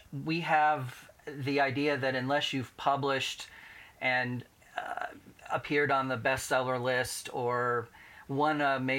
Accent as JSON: {"language": "English", "town": "Indianapolis", "region": "Indiana", "country": "United States", "tie": "born or raised there", "said": "Indianapolis, yes. In a very small, close-knit family. We actually lived downtown when I was little. And then my parents moved to the west side, the mean streets of Speedway."}